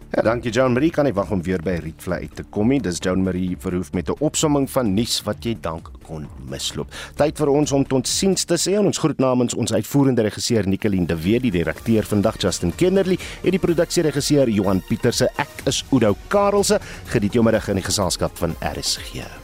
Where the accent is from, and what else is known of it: South Africa